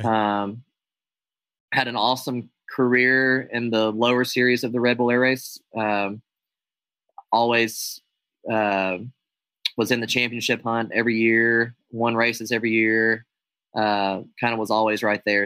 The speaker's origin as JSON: {"language": "English", "country": "United States", "said": "I'm an American aerobatic airshow pilot"}